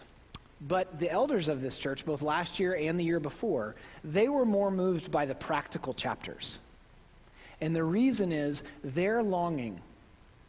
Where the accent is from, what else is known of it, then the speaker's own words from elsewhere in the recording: Midwest, United States; accent: Midwestern; my Midwestern accent